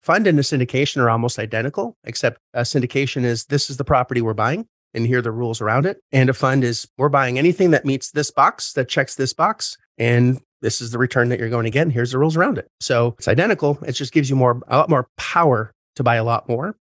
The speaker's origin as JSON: {"language": "English", "country": "Canada", "said": "I'm Canadian"}